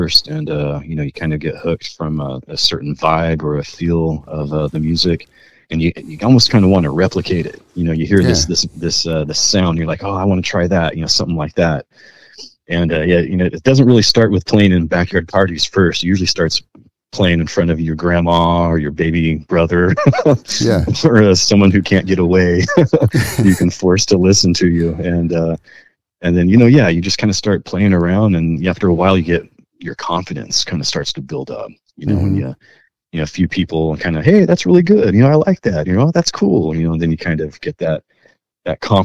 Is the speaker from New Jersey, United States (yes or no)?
no; Bakersfield, California, United States; also born or lived in Nevada; I was born and raised in Bakersfield, man, in the reggae rich environment of Bakersfield, California